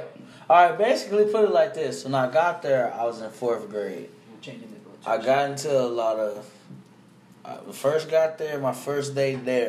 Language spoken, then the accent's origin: English; Dallas, Texas, United States; also born or lived in Oak Cliff, Dallas / Redbird, Dallas; I'm from Pleasant Grove.